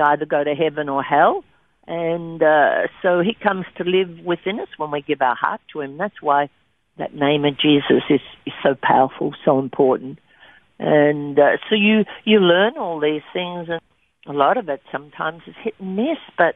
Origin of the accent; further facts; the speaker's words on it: Albury, New South Wales, Australia; moved away; in Albury, in my hometown